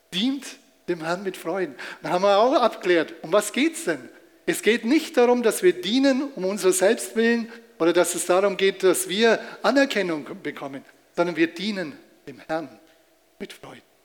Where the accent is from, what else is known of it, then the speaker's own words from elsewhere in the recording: Germany; als Deutscher